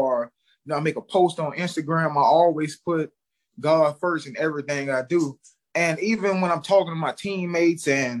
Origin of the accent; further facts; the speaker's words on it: Baton Rouge, Louisiana, United States; moved away as an adult; also born or lived in New Orleans, Louisiana; now in New York, United States; I'm from Baton Rouge, Louisiana. You know, grew up, you know, mom, grandma, you know, grandpa took good care of me